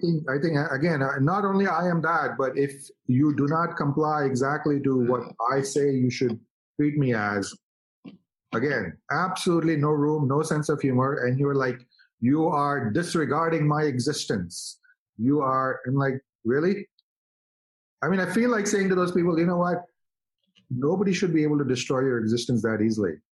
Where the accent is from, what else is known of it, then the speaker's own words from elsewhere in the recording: India; now in United States; as an Indian guy